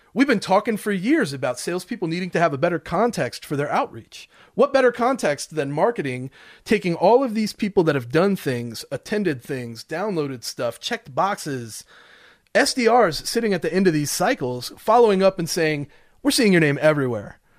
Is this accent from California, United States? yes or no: no; Smoky Mountains of Tennessee, United States; I'm from the Smoky Mountains